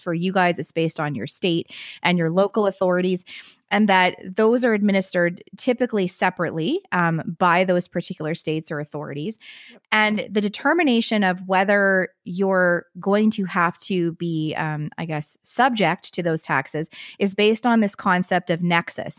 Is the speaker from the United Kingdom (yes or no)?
no; Canada; as a Canadian tax lawyer